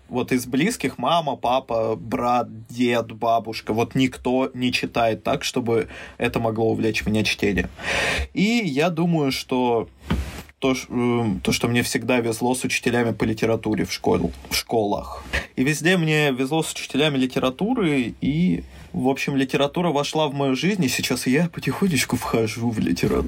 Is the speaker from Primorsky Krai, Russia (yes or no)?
no; Mezhdurechensk, Kemerovo Oblast, Russia; also born or lived in Saint Petersburg; я родился в Санкт-Петербурге, вырос в Междуреченске, это в Сибири